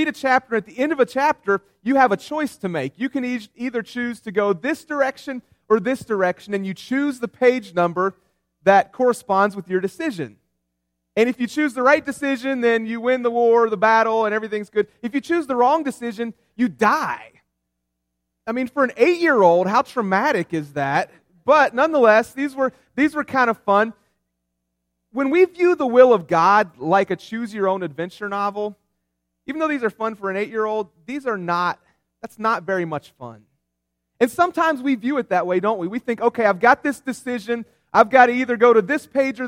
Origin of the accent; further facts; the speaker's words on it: West Virginia, United States; I grew up in West Virginia